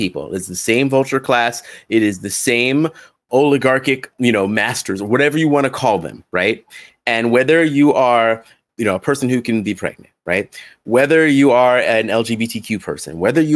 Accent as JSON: {"language": "English", "country": "United States"}